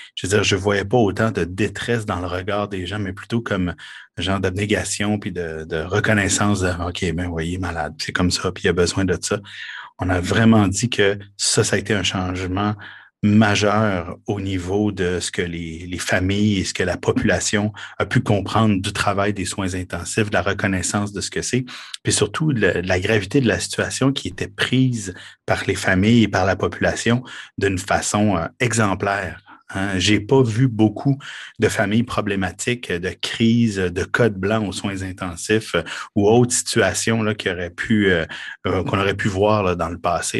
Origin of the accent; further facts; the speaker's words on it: Quebec, Canada; chez nous au Québec